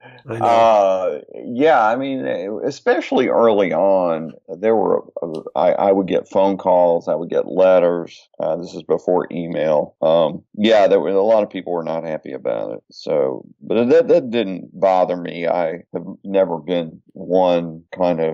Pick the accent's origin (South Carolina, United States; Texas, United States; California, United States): Texas, United States; Texarkana; when I was five, we returned to his hometown, which is Texarkana, and that's where I grew up